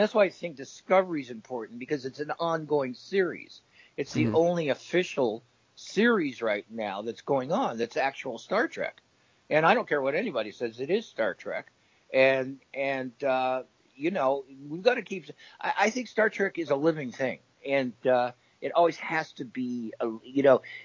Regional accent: Los Angeles, California, United States; growing up in Hollywood

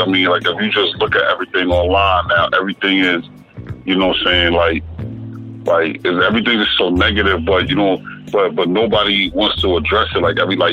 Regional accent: New York, United States

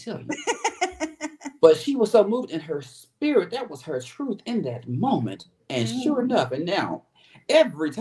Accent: Memphis, Tennessee, United States; now in Atlanta, United States; I am born and raised in Memphis, Tennessee

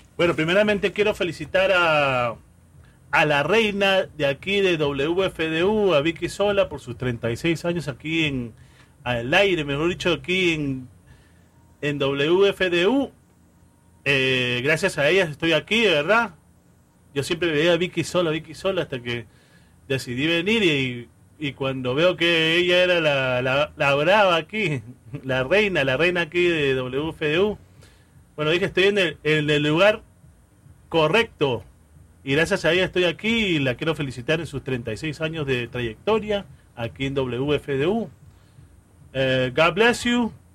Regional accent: Callao, Peru; moved away; en el Callao, de donde vengo yo, muy orgulloso de ser chalaco

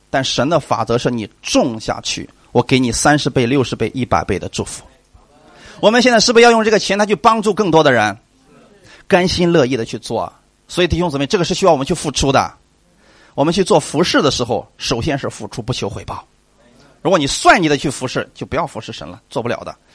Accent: China; 那我们中国人比较厚道啊

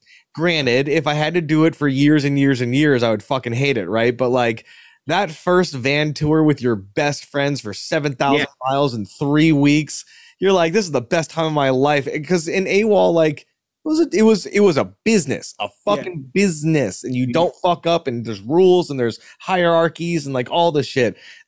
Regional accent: Pensacola, Florida, United States; also born or lived in Alabama; I was born in Alabama. Speaking of Alabama, on base, and then we moved to Pensacola, Whiting Air Force or Whiting Navy Base.

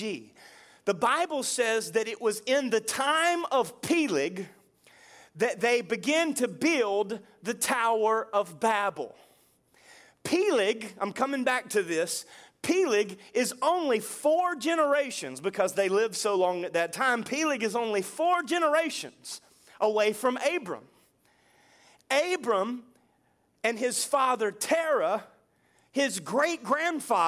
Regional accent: United States; I was born in the USA, I am a citizen of America

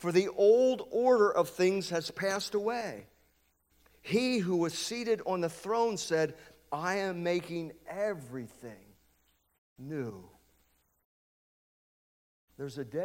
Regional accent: United States; moved away as an adult; also born or lived in Lancaster; I was born and raised on Light Street, up in the Heights

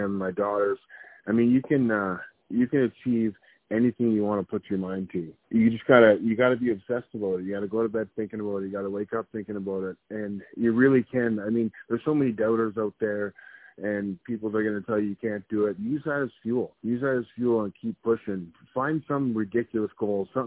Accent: Amherstburg, Ontario, Canada; also born or lived in Windsor, Ontario; growing up in Windsor, Ontario, Amherstburg, Ontario, Detroit was right across the border

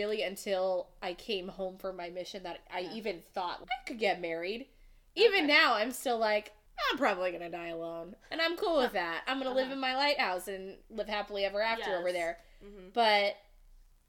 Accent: New Hampshire, United States; she and I grew up together in New Hampshire

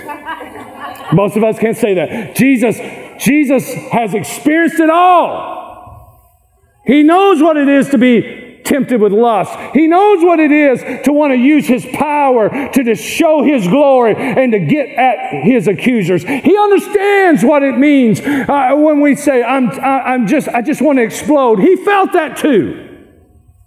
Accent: Kentucky, United States; I am from Kentucky.

